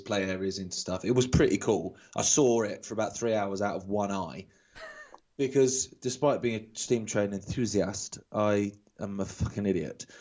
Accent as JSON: {"language": "English", "region": "England", "country": "United Kingdom", "said": "being typically English"}